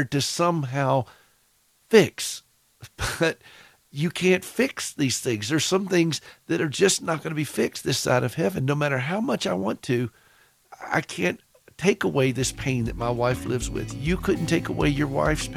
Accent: the South, United States; accent: Southern; my Southern accent comes through

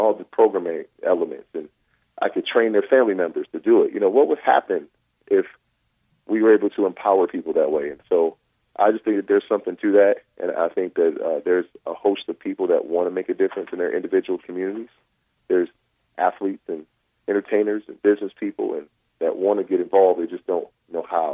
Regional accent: Rochester, New York, United States; now in Westlake Village, United States; my hometown of Rochester, New York

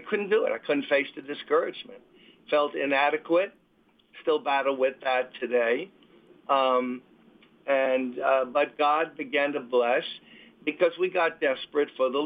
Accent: New York City, New York, United States; I'm born and raised in Brooklyn.

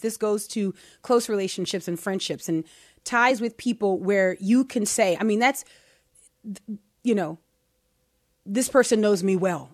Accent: United States; I am an American

